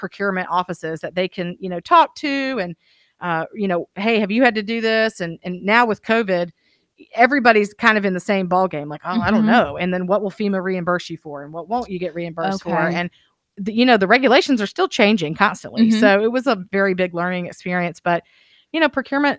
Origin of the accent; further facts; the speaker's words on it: Fayetteville, North Carolina, United States; growing up in Fayetteville